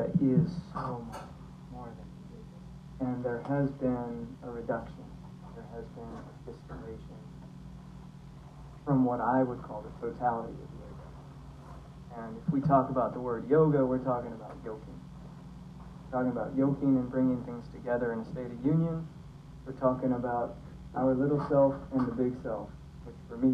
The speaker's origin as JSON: {"language": "English", "region": "Montana", "country": "United States", "tie": "born or raised there", "also_born_or_lived": "San Francisco", "moved": "yes", "said": "I grew up in Montana"}